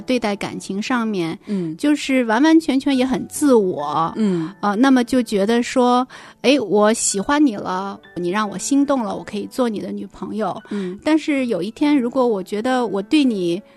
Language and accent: Chinese; Northeast China, China; moved away; 考回了，就是我们东北那边嗯。老家的一所大学来念书